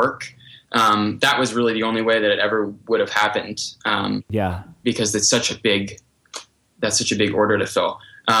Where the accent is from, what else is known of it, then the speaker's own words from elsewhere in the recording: Hudson Valley, New York, United States; also born or lived in New Mexico; the Hudson Valley and all these places that I am so familiar with that are so close to my heart from growing up around them